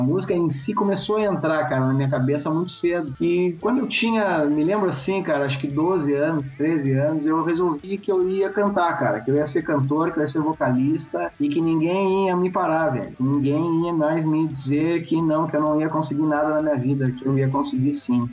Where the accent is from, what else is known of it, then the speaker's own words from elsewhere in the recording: Pelotas, Rio Grande do Sul, Brazil; na minha cidade que eu, que, eu, que eu nasci, em Pelotas, Rio Grande do Sul